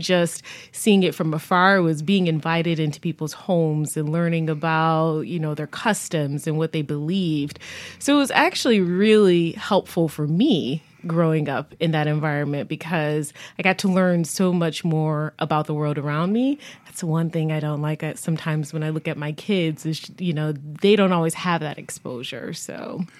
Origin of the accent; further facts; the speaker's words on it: Buffalo, New York, United States; now in Connecticut, United States; I grew up in Buffalo, New York. I claim that as home